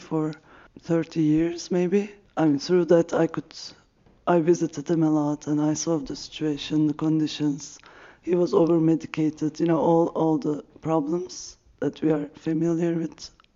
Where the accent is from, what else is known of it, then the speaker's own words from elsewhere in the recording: Istanbul, Turkey; I'm from Turkey, Istanbul